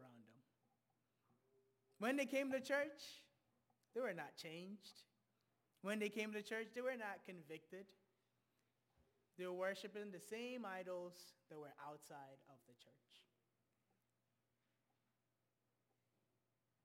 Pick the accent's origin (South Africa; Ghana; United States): Ghana; moved away; I'm originally from Ghana